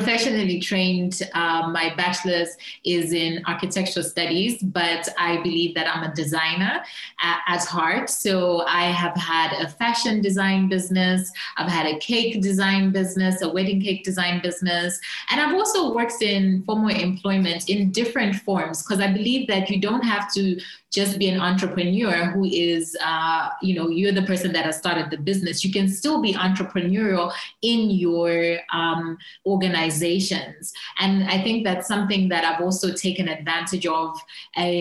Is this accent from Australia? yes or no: no; Zambia; I am from Zambia, currently based in Lusaka / Kabwe